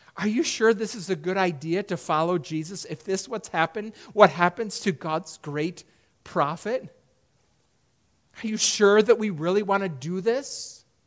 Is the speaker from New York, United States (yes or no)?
yes; Perry, New York, United States; When I was a kid growing up in Perry, New York